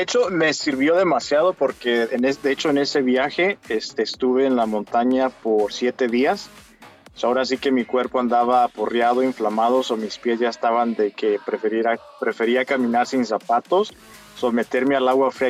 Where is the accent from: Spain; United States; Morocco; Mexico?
Mexico; moved away; a mi niñez cuando yo vivía en México